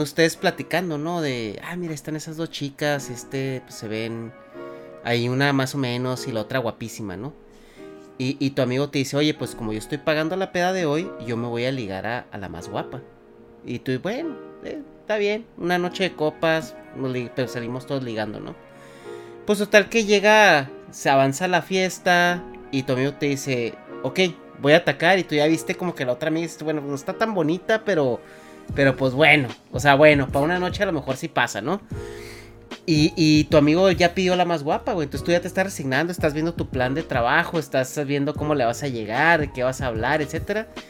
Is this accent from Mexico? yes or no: yes; Mexico; yo de México